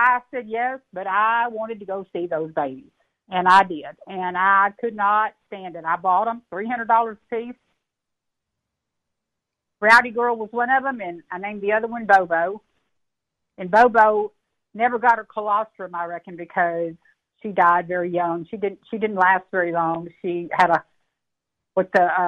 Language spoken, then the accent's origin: English; Texas, United States; I grew up in Texas, and I had a collection of leather boots. I was a traditional Texas girl